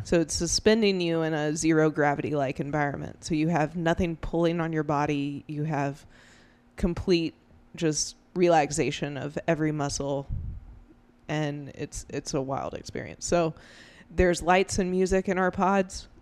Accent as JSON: {"language": "English", "town": "Greenville", "region": "South Carolina", "country": "United States", "tie": "born or raised there", "said": "I spent, you know, my whole childhood growing up in Greenville"}